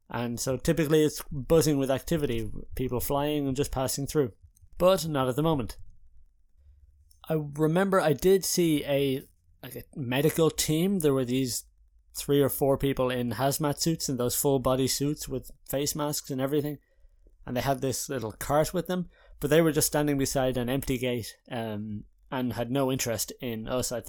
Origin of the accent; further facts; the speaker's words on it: Haarlem, North Holland, Netherlands; so i'm in the netherlands now in haarlem my hometown but for the last two months i had been in ireland in rural ireland in clonmellon with my parents